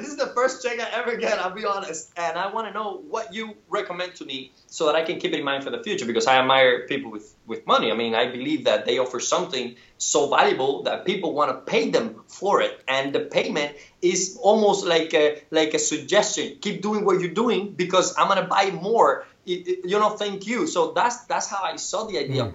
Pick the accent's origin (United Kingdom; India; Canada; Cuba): Cuba; born or raised there; moved away